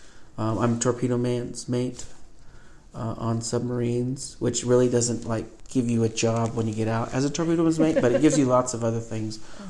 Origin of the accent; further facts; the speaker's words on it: McCall, Idaho, United States; Yeah, that's actually a pretty cool part of my life growing up in McCall was pretty much all of the major players in the Cattlemen's Association I ended up working for starting in junior high all the way through my high school years.